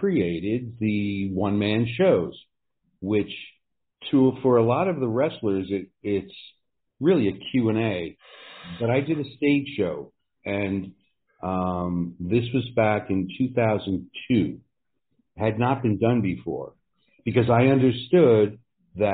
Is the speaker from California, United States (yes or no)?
no; New Jersey, United States; I grew up in New Jersey and went to college